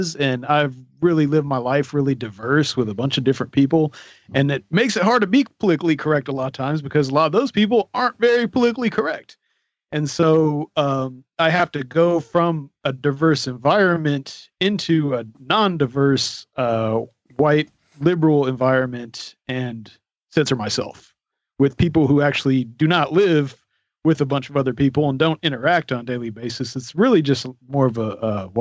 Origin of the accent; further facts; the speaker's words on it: Arizona, United States; I'm from Arizona, so I grew up with a bunch of natives.